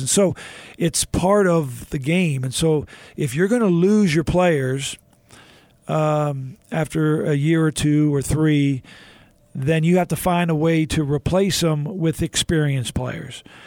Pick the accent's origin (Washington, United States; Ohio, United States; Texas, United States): Texas, United States; Houston; I was a kid growing up in Houston